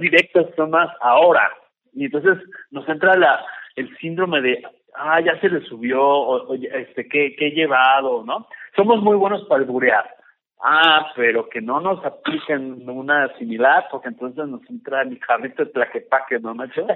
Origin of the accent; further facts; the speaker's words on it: Mexico; la parte mexicana del albur y del juego de palabras y de los significados que solamente nosotros entendemos